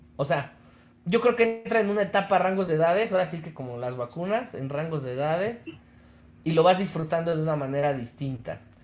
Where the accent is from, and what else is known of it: Mexico; also born or lived in Mexico City